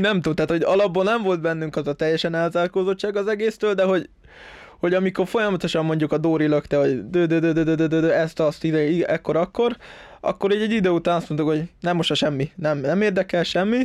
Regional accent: Budapest, Hungary; Pesti vagyok

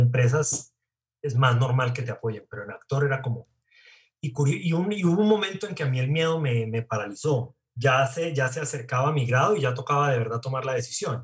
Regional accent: Bogotá, Bogotá Capital District, Colombia; also born or lived in Cali; Soy caleño, pero chimbo, porque estuve tres días en Cali nada más. Como que al tercer día resucité y me vine para Bogotá.

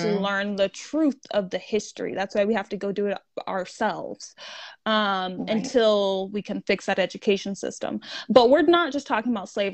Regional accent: United States

